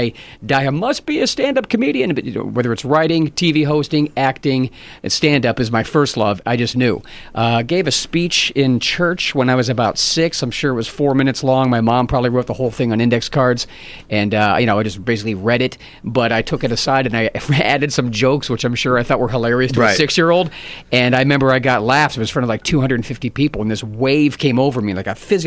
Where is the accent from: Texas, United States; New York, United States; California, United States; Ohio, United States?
Ohio, United States; Cleveland; moved away as an adult; also born or lived in Pittsburgh, Pennsylvania; now in Los Angeles, United States; my hometown is in Pittsburgh and also Cleveland, where I was mostly raised